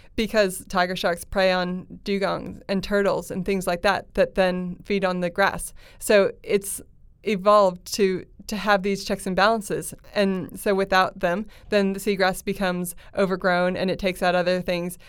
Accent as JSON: {"language": "English", "country": "United States", "said": "I'm American"}